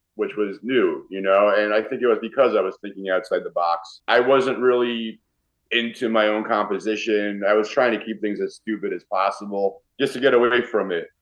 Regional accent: New York, United States; I'm a New Yorker

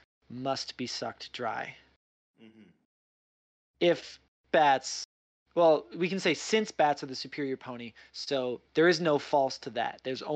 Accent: Midwest, United States; now in New York, United States; I grew up in the Midwest where Spam, canned mystery meat, is like, it costs like 2 nickels and a carton of cigarettes. It's very cheap. I moved to New York

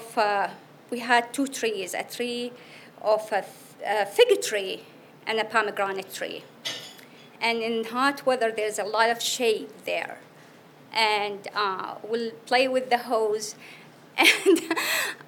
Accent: Iraq; born or raised there; English is a second language; moved away as an adult; now in United States

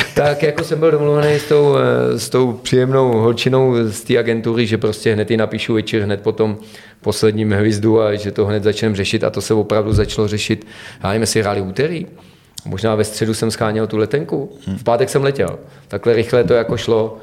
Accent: a small village in the Pardubice area, Pardubice Region, Czechia; Já jako Čech z nějaký malý vesnice, která má čtyřista lidí tady někde na Pardubicku

